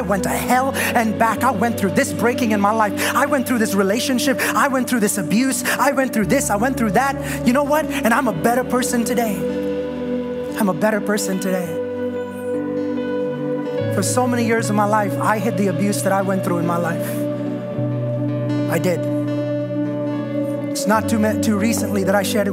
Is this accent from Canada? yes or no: no; India; moved away; I was born and raised in India